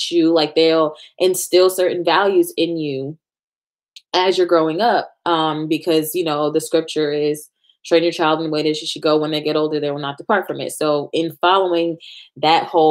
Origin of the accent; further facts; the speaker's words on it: New York, United States; we're from New York